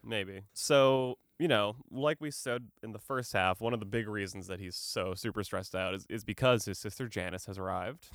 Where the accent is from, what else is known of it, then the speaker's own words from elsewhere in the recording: Boston, Massachusetts, United States; I'm an Irish dude from Boston